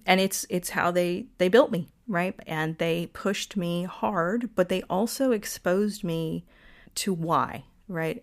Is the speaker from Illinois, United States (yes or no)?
no; Lawrenceville, Georgia, United States; also born or lived in Atlanta, Georgia / Virginia; now in Florida, United States; I was born in Atlanta, Georgia, and grew up in a town called Lawrenceville, Georgia